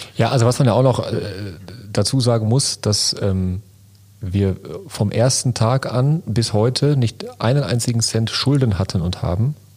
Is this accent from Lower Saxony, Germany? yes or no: no; Lünen, North Rhine-Westphalia, Germany; Ich komme aus Lünen City